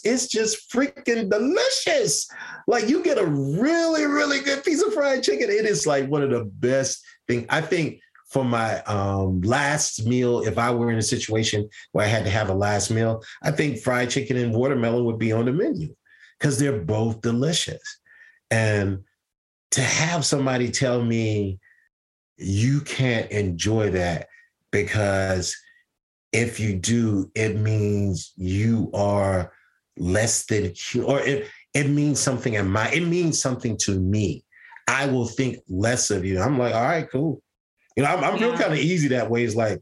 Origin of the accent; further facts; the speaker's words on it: Deep South, United States; I'm from the South. I'm from the deep, deep South.